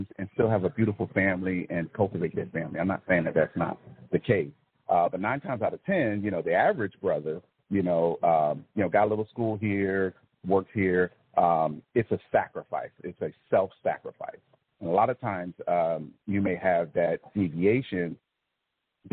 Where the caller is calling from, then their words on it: Fayetteville, Georgia, United States; I am calling from Fayetteville, Georgia.